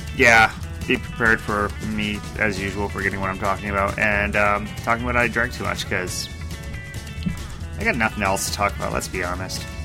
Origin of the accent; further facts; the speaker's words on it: United States; I'm American